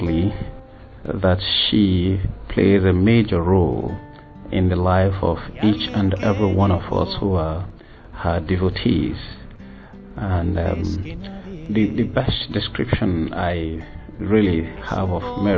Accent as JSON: {"language": "English", "region": "Lagos", "country": "Nigeria", "said": "I'm from Lagos, Nigeria."}